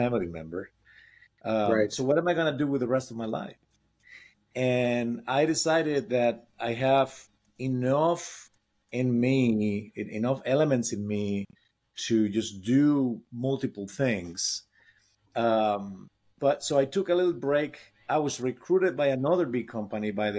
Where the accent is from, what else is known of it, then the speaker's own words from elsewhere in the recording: Spain; now in United States; I was born in Spain, came here, became a U.S. citizen